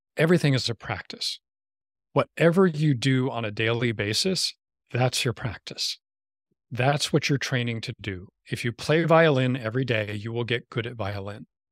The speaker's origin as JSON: {"language": "English", "region": "New York", "country": "United States", "tie": "born or raised there", "moved": "yes", "said": "I grew up in New York where weed is not really a word for pop"}